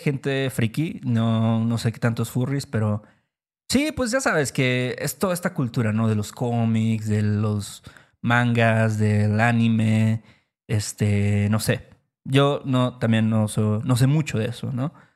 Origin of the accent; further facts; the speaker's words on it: Mexico; nuestro país, México